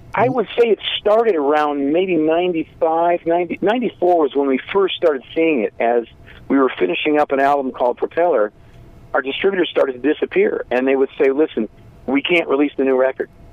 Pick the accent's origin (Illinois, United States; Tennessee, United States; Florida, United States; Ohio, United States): Illinois, United States; Zion; We grew up in in a small town called Zion, Illinois, which is right on the border of uh, Lake Michigan, just uh, halfway between Chicago and Milwaukee